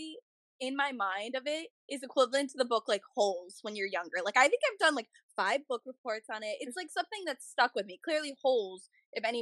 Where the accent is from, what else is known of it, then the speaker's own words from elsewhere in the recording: New Jersey, United States; I'm usually from North Jersey